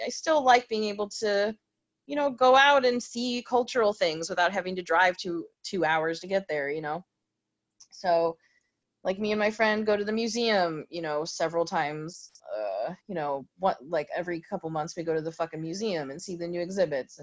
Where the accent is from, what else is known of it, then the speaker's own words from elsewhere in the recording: Cary, Illinois, United States; moved away as an adult; now in Chicago, United States; I grew up in Cary.